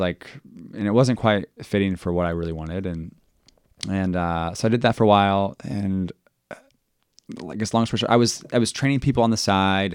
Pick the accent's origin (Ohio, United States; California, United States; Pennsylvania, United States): Ohio, United States; Dayton; also born or lived in Springboro, Ohio; I am from Dayton